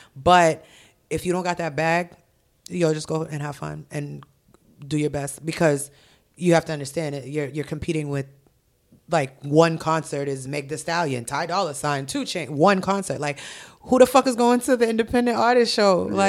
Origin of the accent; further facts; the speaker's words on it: Haiti; born there; It's in Tomod, Haiti, where I was born in Haiti.